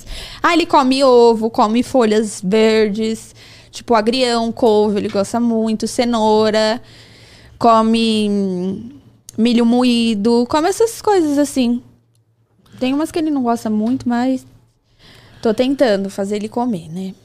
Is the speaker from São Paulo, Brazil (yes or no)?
yes; São Paulo, Brazil; eu morava aqui no Jaraguá